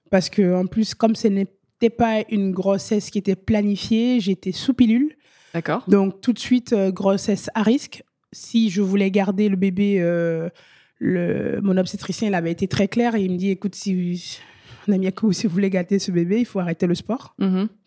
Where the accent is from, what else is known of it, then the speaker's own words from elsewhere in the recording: France; quand on revient en France parce que on est français